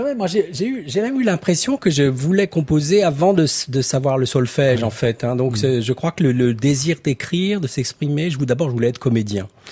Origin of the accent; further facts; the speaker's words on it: Torteron, Centre-Val de Loire, France; mon village natal à Torteron et euh, dans le Cher